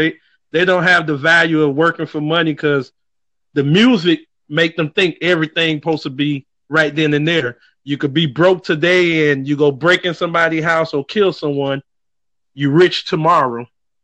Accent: Haiti; now in Georgia, United States; I'm originally from Haiti.

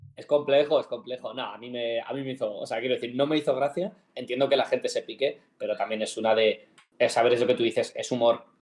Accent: Madrid, Community of Madrid, Spain; somos madrileños

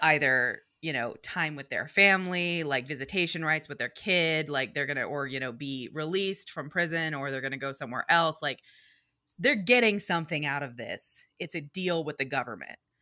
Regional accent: New York City, New York, United States; I am a New Yorker, and I am an East Coast girl for life

